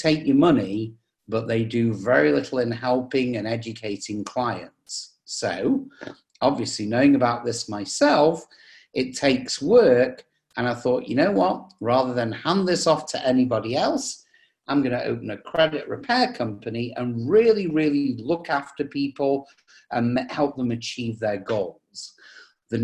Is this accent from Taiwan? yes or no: no; England, United Kingdom; moved away as an adult; now in United States; you can probably tell from the accent, I come from England, but I've lived in the US for the last 25 years